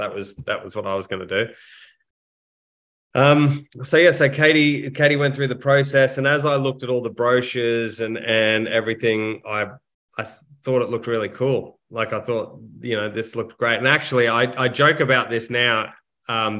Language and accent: English; Brisbane, Queensland, Australia; also born or lived in Canberra; I grew up in Brisbane to a middle-class family